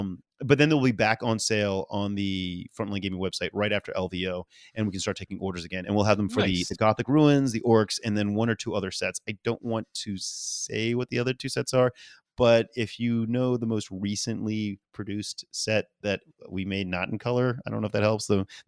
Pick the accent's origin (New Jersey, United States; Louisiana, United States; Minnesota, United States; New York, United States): Louisiana, United States; New Orleans; I don't understand why, but I am a guy from New Orleans.